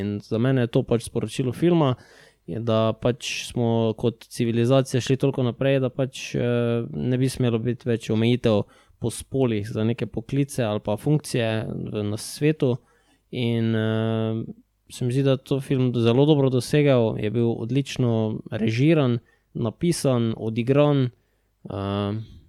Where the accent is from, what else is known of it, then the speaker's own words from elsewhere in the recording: Maribor, Slovenia; mi dva smo pač iz Maribora